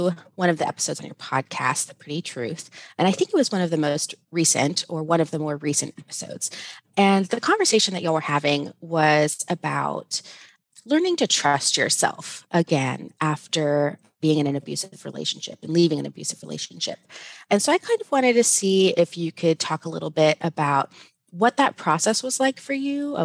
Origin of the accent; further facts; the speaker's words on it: South Texas, United States; I'm from South Texas